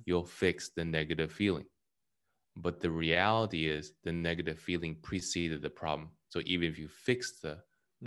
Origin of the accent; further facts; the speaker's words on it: California, United States; I'm from California